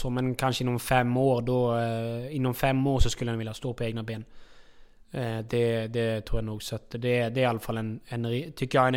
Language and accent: Swedish; Norway; Eh, alltså det är klart att eh, hemma i Norge har jag ju familjen och så här